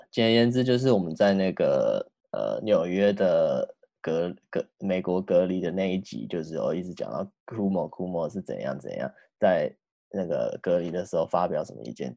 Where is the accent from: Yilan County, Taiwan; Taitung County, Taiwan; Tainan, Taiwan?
Tainan, Taiwan; 我们台南的